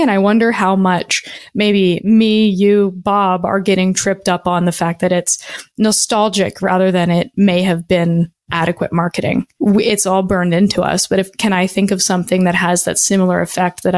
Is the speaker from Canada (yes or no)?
yes; Canada; born or raised there